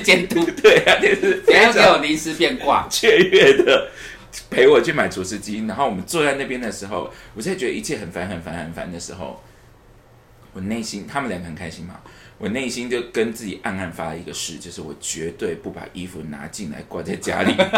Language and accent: Chinese; Taipei, Taiwan; 而且我是从小就住在台北的一个人